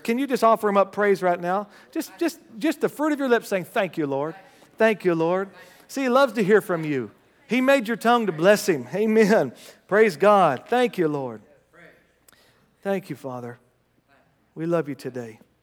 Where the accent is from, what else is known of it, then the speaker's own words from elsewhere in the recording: United States; As an American